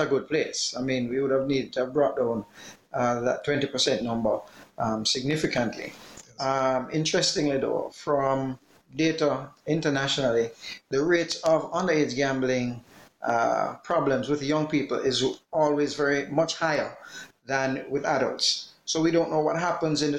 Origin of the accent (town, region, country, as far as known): Jamaica